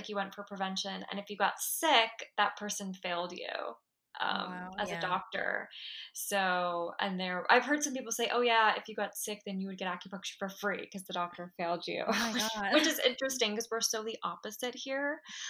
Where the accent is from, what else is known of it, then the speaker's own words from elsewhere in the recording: Belmar, New Jersey, United States; now in New York City, United States; I'm originally from New Jersey. I'm like proudly from New Jersey too. I know a lot of people don't like Jersey, but I love it. Like I'm definitely a Jersey girl. I grew up by the shore.